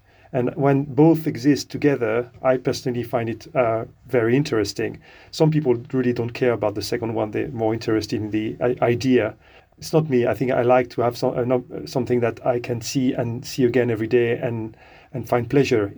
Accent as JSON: {"language": "English", "country": "France", "moved": "as an adult", "lives_now": "United Kingdom", "said": "I'm from France originally. I've been living in the UK since the late 90s."}